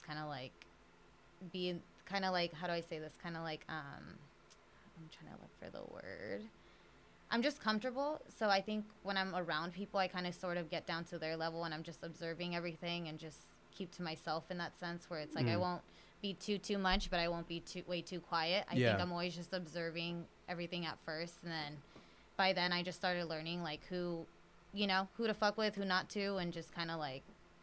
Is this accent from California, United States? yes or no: yes; San Jose, California, United States; now in Los Angeles, United States; I really am from San Jose.